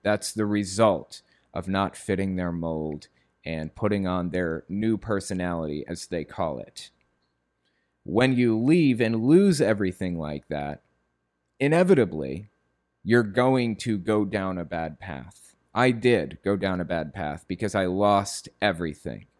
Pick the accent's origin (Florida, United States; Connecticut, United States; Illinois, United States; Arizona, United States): Connecticut, United States; moved away; also born or lived in West Virginia; I grew up in the Northeast, like, in Connecticut.